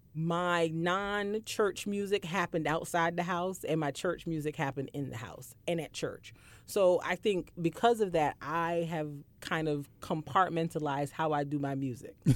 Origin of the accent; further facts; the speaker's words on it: Barbados; I grew up in Barbados